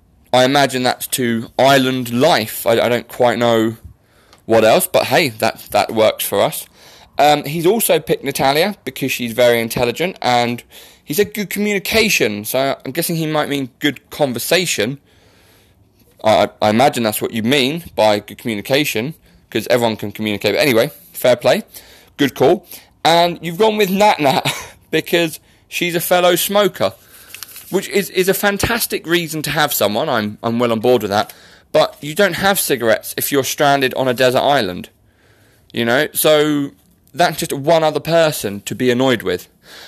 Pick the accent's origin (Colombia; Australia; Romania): Australia; accent: Australian; obviously Bianca is jealous of my Australian accent sport, so she's saying it's a little bit rubbish, but we all know it's not.